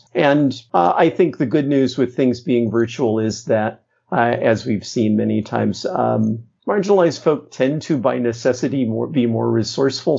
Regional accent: Midwest, United States; I grew up in the Midwest

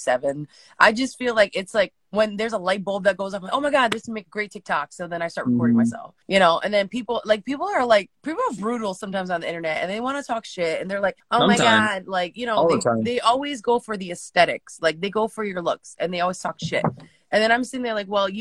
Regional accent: Connecticut, United States; born or raised there; also born or lived in California

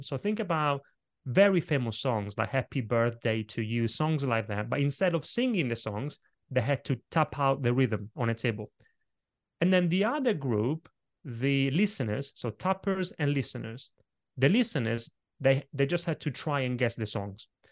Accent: Italy; moved away; when I was a little kid growing up in Italy

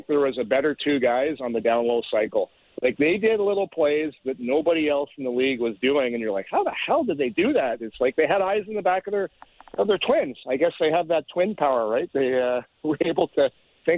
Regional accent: Canada; As Canadian guys

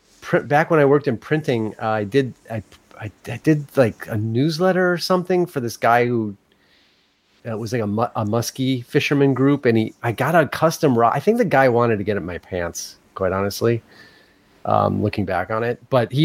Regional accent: Australia; It's okay, as I'm Australian, so this is a term of endearment.

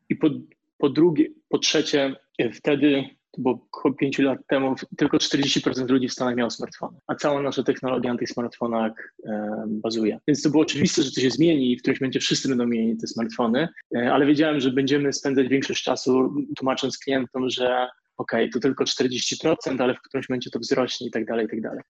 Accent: Wrocław, Lower Silesian Voivodeship, Poland; moved away as an adult; also born or lived in Warsaw / Shanghai / Hong Kong; now in Singapore; jestem z Wrocławia, przeprowadziłem się do Warszawy

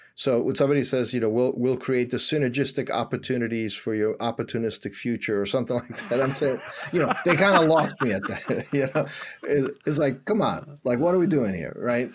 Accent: New York City, New York, United States; moved away as an adult; also born or lived in suburbs outside Philadelphia; now in Philadelphia area, United States; I was born and raised in Washington Heights.

